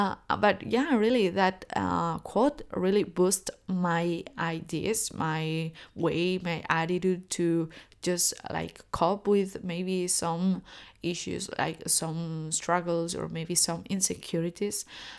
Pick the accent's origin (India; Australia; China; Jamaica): China; born there; because I'm Chinese. Like, I was born so in China, and my ethnicity is, I look Chinese, but I really don't know Chinese